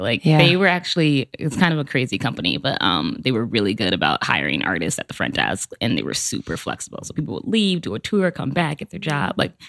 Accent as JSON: {"language": "English", "town": "Chicago", "region": "Illinois", "country": "United States", "tie": "born or raised there", "said": "So I grew up in Chicago. I have a lot of family in Chicago. I grew up like the Logan Square, Humboldt Park area, what we were talking about earlier. I mean, I grew up like super religious. I was like hella Baptist."}